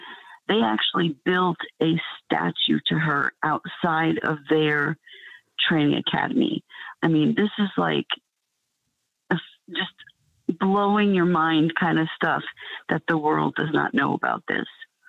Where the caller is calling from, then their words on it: Atlanta, Georgia, United States; I'm calling you from Georgia, from the Atlanta area.